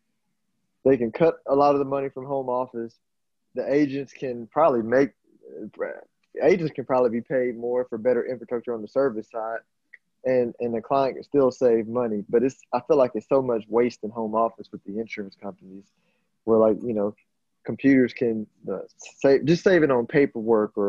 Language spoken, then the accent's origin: English; Houston, Texas, United States; I'm from Houston